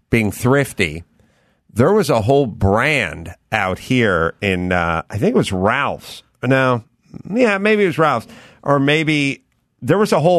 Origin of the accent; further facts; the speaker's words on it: North Holland, Netherlands; I'm from North Holland.